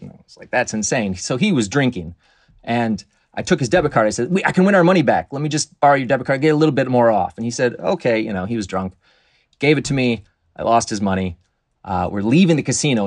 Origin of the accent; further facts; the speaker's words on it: Michigan, United States; I grew up in Michigan